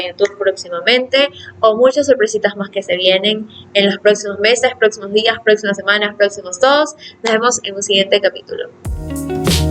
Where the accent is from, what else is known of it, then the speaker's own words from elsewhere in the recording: Ecuador; yo vivo en Ecuador